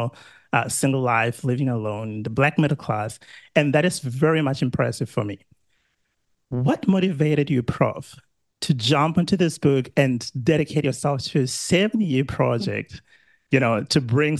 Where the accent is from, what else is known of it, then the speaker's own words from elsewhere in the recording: South Africa; now in Australia; I'm South African, living in Australia.